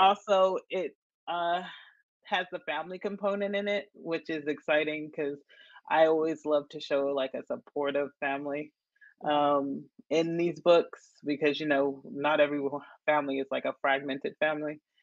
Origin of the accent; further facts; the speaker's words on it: Nashville, Tennessee, United States; also born or lived in Chattanooga, Tennessee / Johnson City, Tennessee; I'm from Tennessee. My um I was born and raised in Nashville.